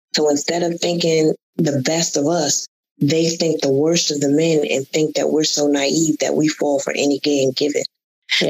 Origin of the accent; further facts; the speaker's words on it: Connecticut, United States; moved away as an adult; also born or lived in Atlanta; I moved to Atlanta from Connecticut.